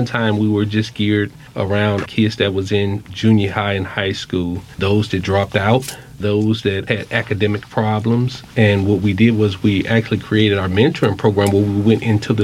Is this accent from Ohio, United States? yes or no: no; Wisconsin, United States; I grew up in Wisconsin